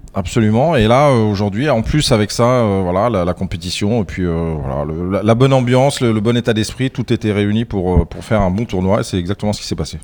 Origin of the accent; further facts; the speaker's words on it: Madagascar; je viens de Madagascar